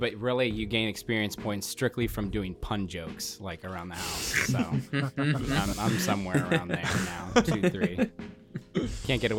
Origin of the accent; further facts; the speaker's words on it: Portland, Oregon, United States; now in Jamestown, United States; I'm originally from, I hail from Portland, Oregon. I was born and raised up there. I am currently residing in a very small town called Jamestown, New York. It's about an hour south of Buffalo.